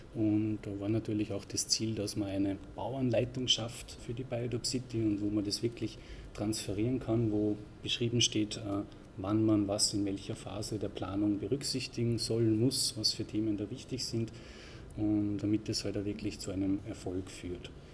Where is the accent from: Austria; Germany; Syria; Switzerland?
Austria; bei uns in Österreich